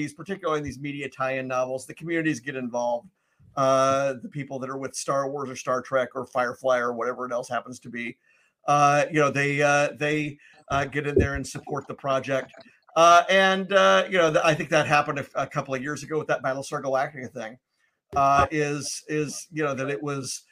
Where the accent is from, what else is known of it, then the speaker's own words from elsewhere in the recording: Memphis, Tennessee, United States; moved away; I'm originally from Memphis